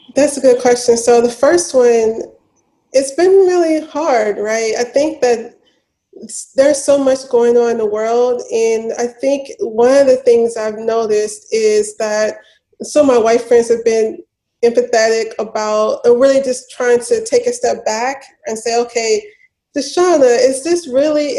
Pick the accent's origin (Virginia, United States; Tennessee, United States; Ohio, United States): Tennessee, United States; Memphis; I grew up in Memphis, born and raised